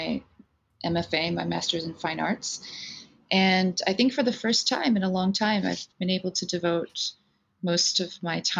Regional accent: New Jersey, United States; also born or lived in Taipei, Taiwan; I was born in Taipei in Taiwan in the 70s, and my family immigrated to the United States when I was five, and we settled in New Jersey right outside of New York. And so I grew up on the East Coast

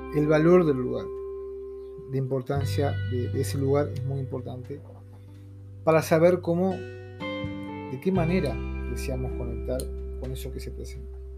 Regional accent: Uruguay; soy de Uruguay.

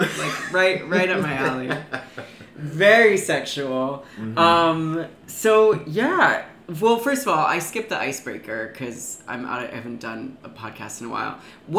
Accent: Connecticut, United States; now in New York, United States; I'm from I'm Connecticut.

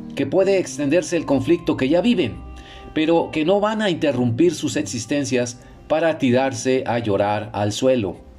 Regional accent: Mexico; also born or lived in Monterrey, Mexico; desde mi casa, aquí en Monterrey, México, es más parecida a una sensación que como mexicano siento más familiar

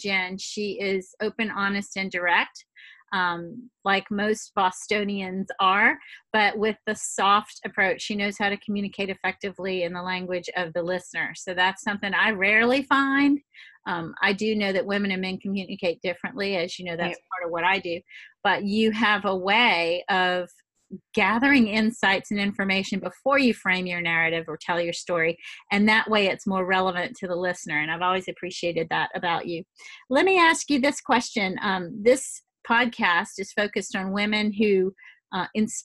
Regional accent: Louisiana, United States; accent: Louisiana; also born or lived in Massachusetts; I know by my accent you can't tell that I ever stepped outside of Louisiana, but I did live in Massachusetts for about 12 years

